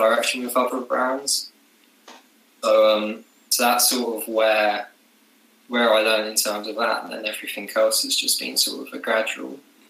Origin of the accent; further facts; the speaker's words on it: Brighton, South East England, United Kingdom; moved away as an adult; now in Isle of Wight, United Kingdom; So, I was born in Brighton, which I said is like a little London by the sea.